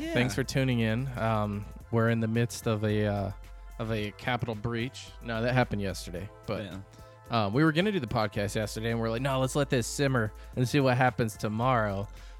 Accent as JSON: {"language": "English", "region": "Arizona", "country": "United States", "said": "Because we're from Arizona, so."}